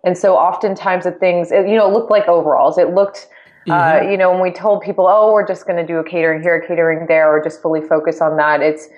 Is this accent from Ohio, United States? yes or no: no; San Diego, California, United States; Yeah, I grew up in San Diego, absolutely love San Diego.